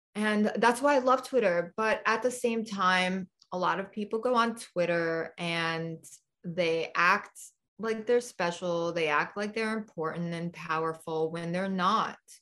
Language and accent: English; New York City, New York, United States; now in Nevada, United States; I grew up in New York City